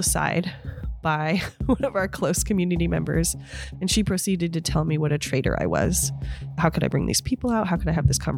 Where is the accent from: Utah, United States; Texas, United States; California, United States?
California, United States; Honeydew; also born or lived in Los Angeles; I was born in Honeydew on Paradise Ridge during the war on drugs in 1980